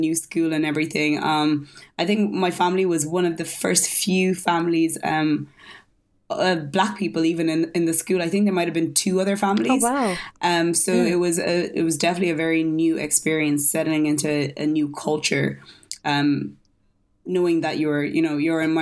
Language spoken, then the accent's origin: English; Ireland; also born or lived in Lagos, Nigeria; I moved to Ireland when I was 7